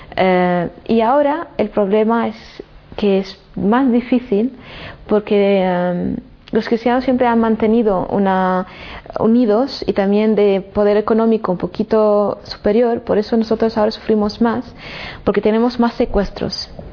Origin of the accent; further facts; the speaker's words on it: Damascus, Damascus Governorate, Syria; moved away as an adult; yo cuando salí de Siria, de Damasco, era para hacer estudios y volver a trabajar y vivir en mi, en mi ciudad.